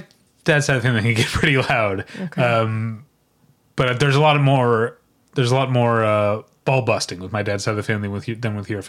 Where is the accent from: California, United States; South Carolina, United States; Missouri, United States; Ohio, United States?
Missouri, United States; St. Louis; we're German Irish Catholics from St. Louis.